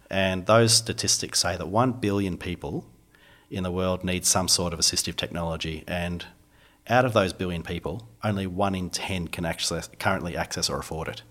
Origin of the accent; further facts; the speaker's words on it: Phillip Island, Victoria, Australia; also born or lived in Melbourne; I grew up down on Phillip Island